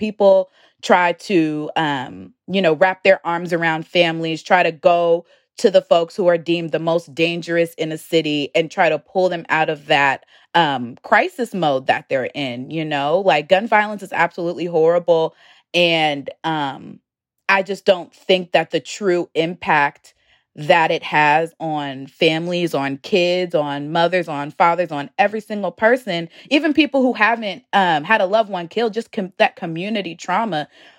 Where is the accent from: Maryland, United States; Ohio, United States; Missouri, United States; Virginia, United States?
Virginia, United States; Richmond; You know, I'm from Richmond, and I would see stories about gun violence in the city happening.